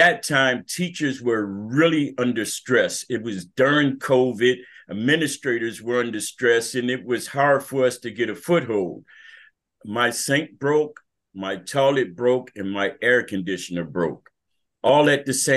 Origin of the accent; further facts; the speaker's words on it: Hartford, Connecticut, United States; also born or lived in Boston, Massachusetts / Tampa, Florida / San Antonio, Texas; now in Tucson, United States; I was born in Hartford, Connecticut in 1959